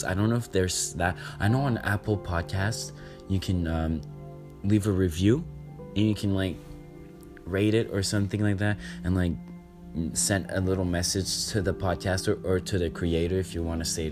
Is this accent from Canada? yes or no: yes; Canada; I'm Canadian